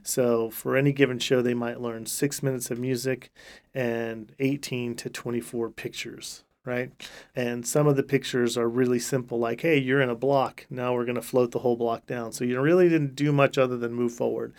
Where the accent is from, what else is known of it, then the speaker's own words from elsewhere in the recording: Riverbank, California, United States; moved away as an adult; now in Stillwater, United States; I'm from Riverbank, California, which is, uh, uh, just a couple hours south of the state capital, Sacramento.